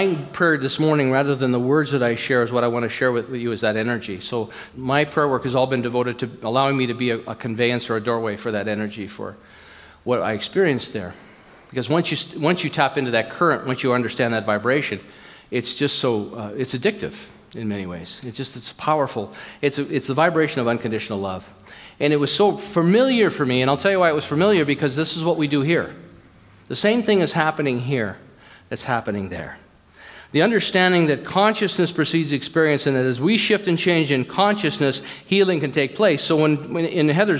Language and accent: English; United States; I'm an American, I'm recovering American